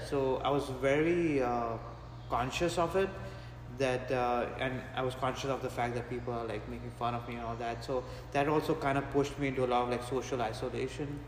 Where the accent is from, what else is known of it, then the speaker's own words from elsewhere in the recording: Mumbai, Maharashtra, India; also born or lived in Gujarat; my family comes from a state called Gujarat, but I grew up in a city called Mumbai